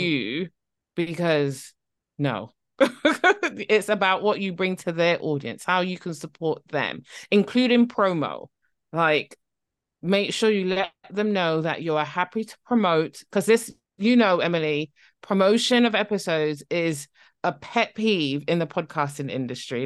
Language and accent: English; Barbados; now in near London, United Kingdom; I'm originally from Barbados